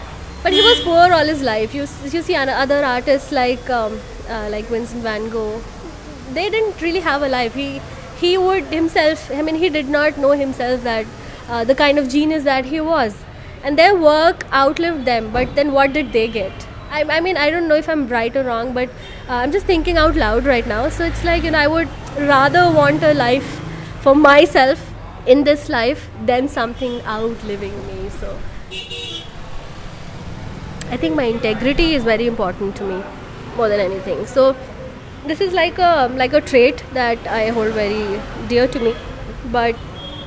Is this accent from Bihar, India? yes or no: yes; Bihar, India; now in Bangalore, India; I am currently based out of Bangalore, and I'm working with a media company in Bangalore. But I come from Bihar.